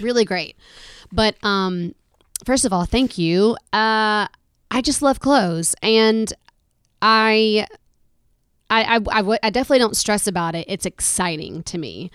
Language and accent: English; Alabama, United States; I'm from Alabama